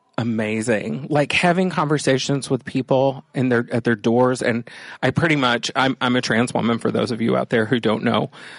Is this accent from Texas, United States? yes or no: yes; Texas, United States; also born or lived in Los Angeles / Chicago; now in Wisconsin, United States; Originally, I grew up in Texas.